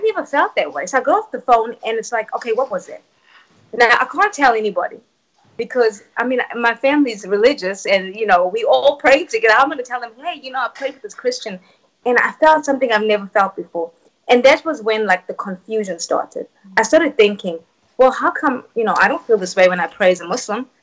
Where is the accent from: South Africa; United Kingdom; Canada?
South Africa; moved away; I was born and raised in South Africa.